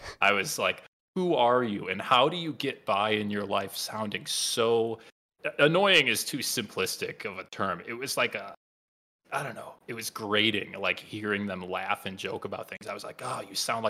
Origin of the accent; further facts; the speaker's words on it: Midwest, United States; accent: Midwest; some of us Midwesterners, I'm not actually from Colorado. Some of us Midwesterners hide it pretty well, the old Midwest accent.